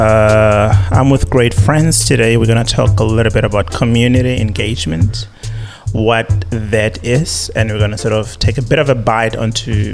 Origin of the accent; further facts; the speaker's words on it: South Africa; as a South African